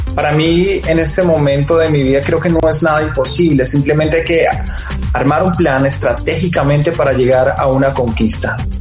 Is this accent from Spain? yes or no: no; Colombia; somos colombianos